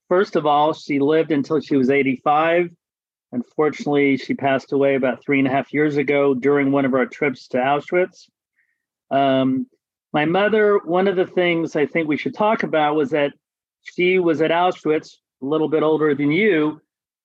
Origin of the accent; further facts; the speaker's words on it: Terre Haute, Indiana, United States; I grew up in Terre Haute, Indiana, which is about a little over an hour or so west of Indianapolis